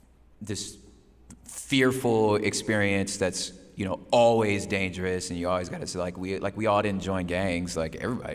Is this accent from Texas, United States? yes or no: no; Los Angeles, California, United States; Los Angeles, South Central LA. That's where it all started for me. My dad's from Dallas, my mother's from DC.